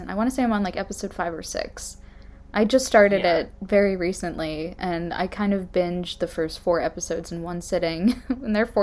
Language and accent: English; New England, United States; now in Philadelphia, United States; I grew up in New England.